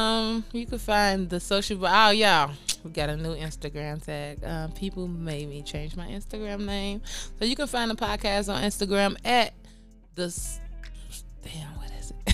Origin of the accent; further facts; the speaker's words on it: Chicago, Illinois, United States; I'm from Chicago